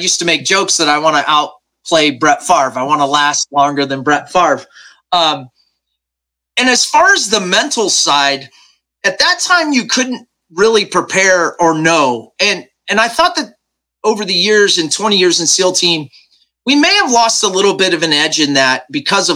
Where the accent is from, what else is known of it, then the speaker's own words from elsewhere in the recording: Nebraska, United States; I was raised right here in Nebraska, very just middle-class, small-town kid